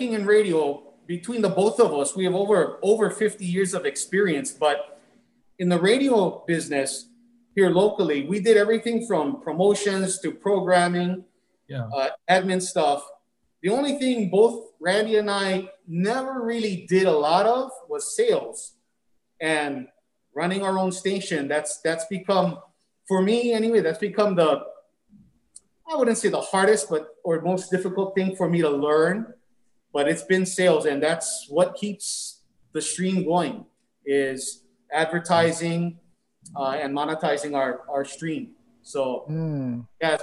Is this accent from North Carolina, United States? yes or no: no; Honolulu, Hawaii, United States; born and raised in Kalihi.